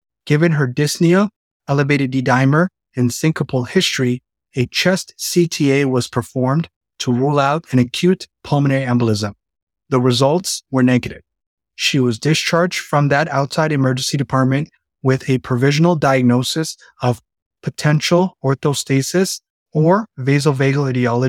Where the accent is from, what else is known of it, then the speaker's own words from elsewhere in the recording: Toronto, Ontario, Canada; moved away as an adult; now in Cincinnati, United States; I'm a second year cardiology fellow at the Christ Hospital. I'm originally from Toronto, Canada, and I'm completing my residency training at Cleveland Clinic Akron General.